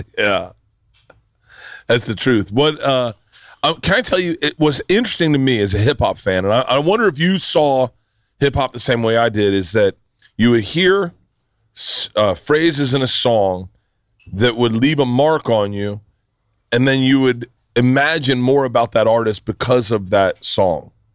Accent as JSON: {"language": "English", "region": "Florida", "country": "United States", "tie": "born or raised there", "said": "I grew up in Florida"}